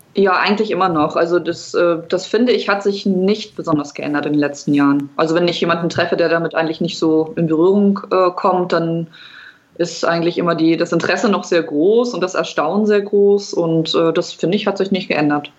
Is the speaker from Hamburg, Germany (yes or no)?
yes; Hamburg, Germany; ich komme aus Hamburg